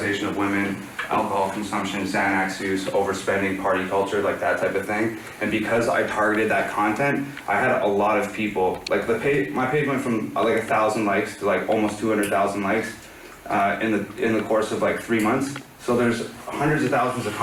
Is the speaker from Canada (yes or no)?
yes; Canada; now in United States; I'm Canadian, okay? So the social climate in Canada, in terms of, like, race relations and that type of thing, is completely different than it is here in America.